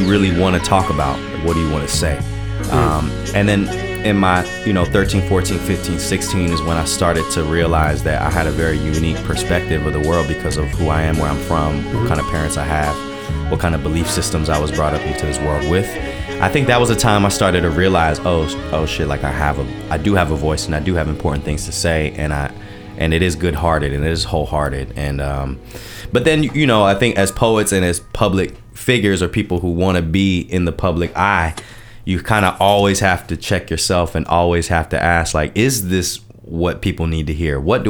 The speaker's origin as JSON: {"language": "English", "town": "Durham", "region": "North Carolina", "country": "United States", "tie": "born or raised there", "also_born_or_lived": "Washington, D.C.", "first_language": "Japanese", "moved": "as an adult", "lives_now": "Los Angeles, United States", "said": "I'm Asian American in Durham, North Carolina"}